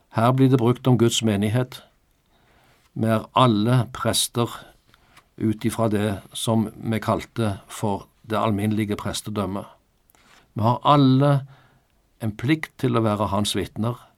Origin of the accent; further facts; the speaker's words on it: Norway; Jeg er norsk statsborger, ja, med norsk pass